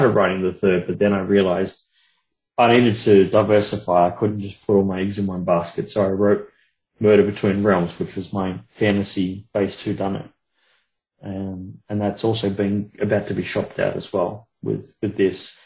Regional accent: Australia; being of Australian origin

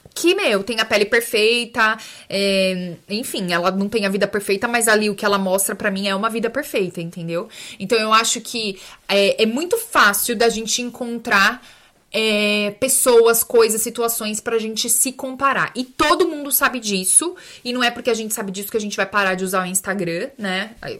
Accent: São Bernardo do Campo, São Paulo, Brazil; eu sou de São Berlondres

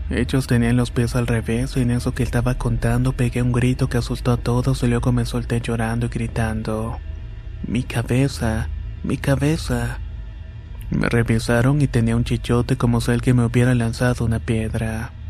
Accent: Managua, Nicaragua; Somos de Managua, Nicaragua, y mi mamá dice que cuando era pequeña me veía hablar y jugar sola.

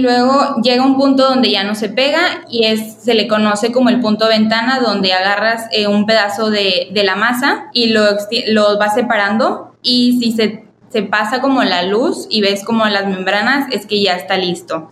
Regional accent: Mexico; nosotros los mexicanos

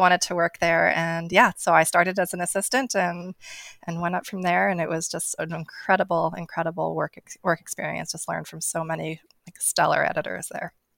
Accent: New Jersey, United States; also born or lived in Tokyo, Japan; now in New York, United States; I was born in Tokyo, and so I, I lived there until I was a, almost five. Um, and that sort of living in the city there and just seeing gardens and then moving to New Jersey

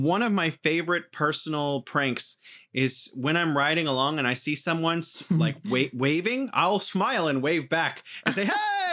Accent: United States; now in China; as an American growing up watching T V

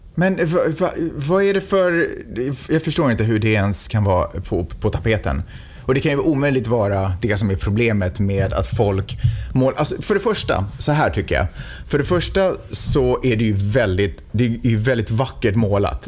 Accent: Stockholm, Stockholm County, Sweden; now in Santa Monica, United States; jag är i och för sig född och uppvuxen i Stockholm

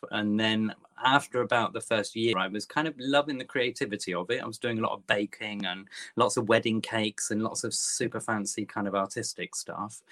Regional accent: Topsham, South West England, United Kingdom; now in London, United Kingdom; I've been in London 25 years, but I'm originally from Devon. Uh, okay, little, little um, kind of estuary village called Topsham, just outside Exeter

